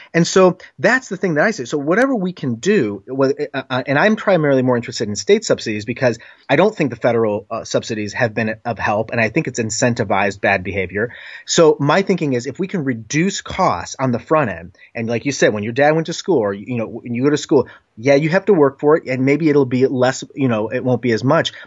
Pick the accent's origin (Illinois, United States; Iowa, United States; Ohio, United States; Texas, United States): Ohio, United States; Northeast; moved away as an adult; also born or lived in Washington, D.C. / New York area; I was from Northeast Ohio, lived in D C, then lived in New York area for five years, now back in Cleveland.